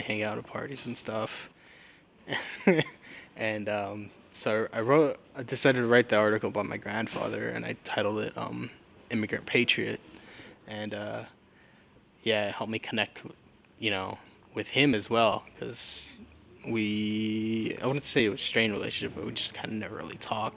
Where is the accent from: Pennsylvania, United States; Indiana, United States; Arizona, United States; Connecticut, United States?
Arizona, United States; Tucson; I was born in Tucson, and I've lived here all my life